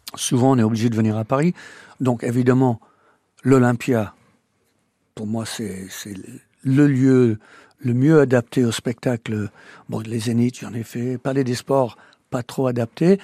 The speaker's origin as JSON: {"language": "French", "town": "Welshpool", "region": "Wales", "country": "United Kingdom", "tie": "born or raised there", "also_born_or_lived": "Normandy, France", "moved": "as an adult", "lives_now": "France", "said": "Je suis né à Welshpool au Pays de Galles."}